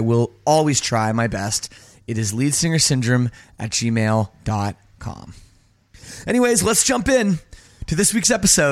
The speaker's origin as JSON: {"language": "English", "country": "Canada", "said": "I'm from Canada"}